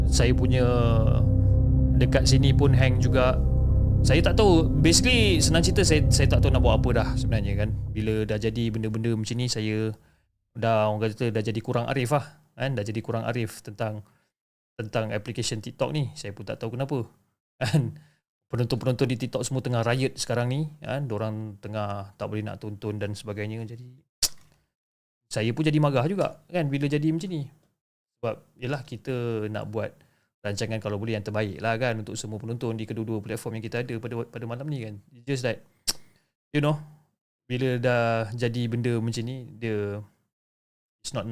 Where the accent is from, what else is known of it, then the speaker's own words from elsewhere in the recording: Malacca, Malaysia; keesokannya Sabtu kita orang pulang ke kampung saya dekat Melaka bersama-sama.